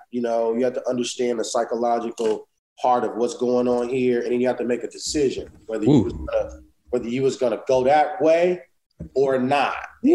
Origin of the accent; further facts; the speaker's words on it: Inglewood, California, United States; also born or lived in Los Angeles; basically born in Los Angeles. But yep. I was born and raised, should I say, in Inglewood.